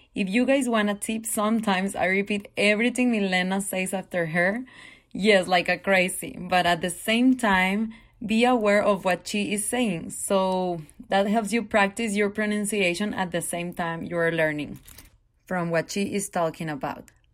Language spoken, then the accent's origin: English; Durango, Mexico; English is a second language; moved away as an adult; also born or lived in California; now in Las Vegas, United States; I am originally from Durango, Mexico